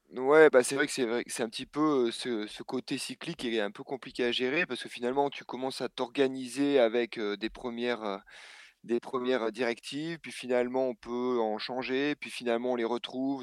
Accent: Clermont-Ferrand, Auvergne-Rhône-Alpes, France; on a grandi en fait à Clermont-Ferrand, un petit peu à côté

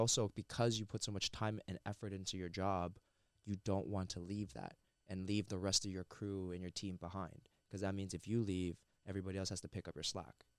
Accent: Mississauga, Ontario, Canada; I'm born and raised in Mississauga

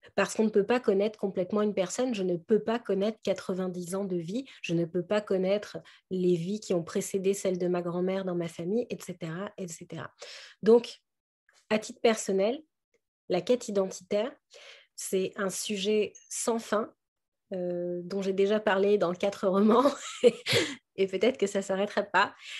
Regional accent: Paris, Île-de-France, France; je suis une petite Parisienne

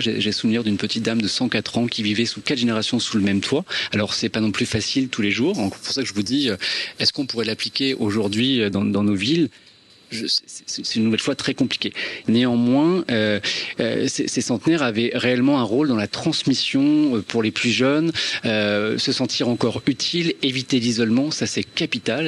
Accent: Normandy, France; je suis normand, mes grands-parents sont normands, mes parents sont normands

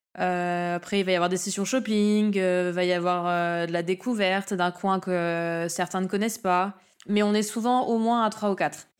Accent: New Caledonia; je suis calédonienne

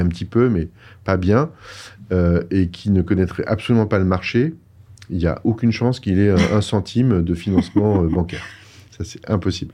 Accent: France; moved away as an adult; also born or lived in Paris; now in Montreal, Canada; quand on a vraiment décidé de venir, euh, de quitter la France

